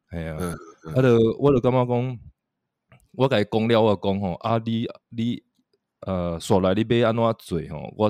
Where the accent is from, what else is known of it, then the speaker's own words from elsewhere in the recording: Taiwan; 我们台湾人然后演一个英国的故事那样的感觉，